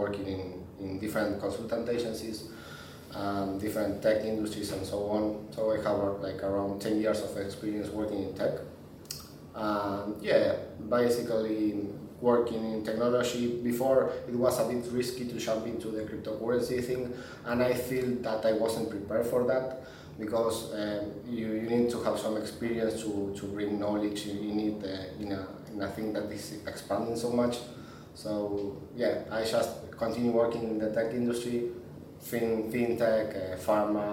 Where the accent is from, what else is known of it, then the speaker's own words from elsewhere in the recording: Argentina; I was born in Argentina